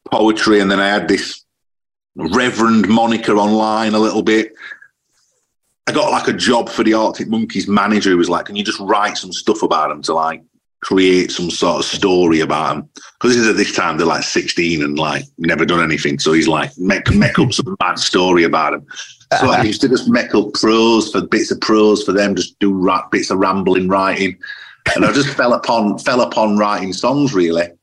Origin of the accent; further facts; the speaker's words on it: Sheffield, Yorkshire and the Humber, United Kingdom; I don't know if it's because I'm from Sheffield, but I'm always drawn to those cities.